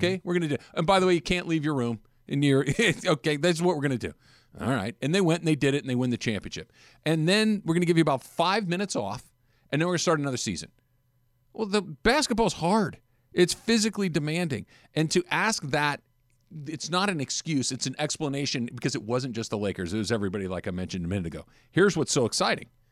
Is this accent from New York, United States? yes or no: no; Los Angeles, California, United States; I grew up in L A. I've lived here almost my entire life